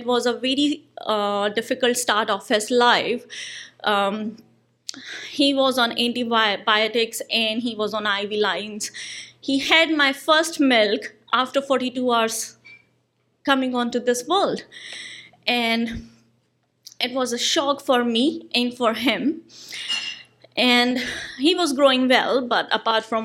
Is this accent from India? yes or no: yes; India; moved away as an adult; now in New Zealand; I'm an Indian citizen. I moved to New Zealand in 2015.